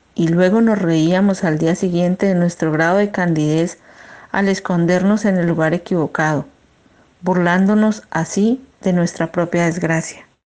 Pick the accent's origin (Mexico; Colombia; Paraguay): Colombia; Piendamó, Cauca; moved away as an adult; also born or lived in Barranquilla; now in Germany; Vengo de un municipio que se llama Piendamó. Está ubicado en el departamento del Cauca